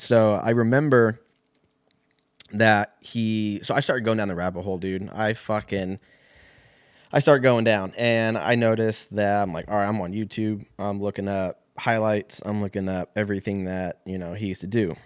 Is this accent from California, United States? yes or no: yes; Lancaster, California, United States; moved away as an adult; also born or lived in Seattle; moved out there from my hometown out in Lancaster